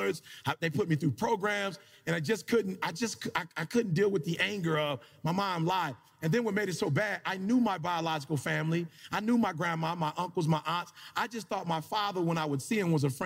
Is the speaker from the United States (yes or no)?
yes; Detroit, Michigan, United States; moved away as an adult; I grew up in Detroit, Michigan